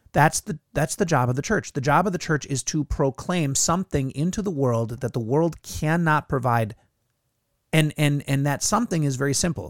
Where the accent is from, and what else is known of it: United States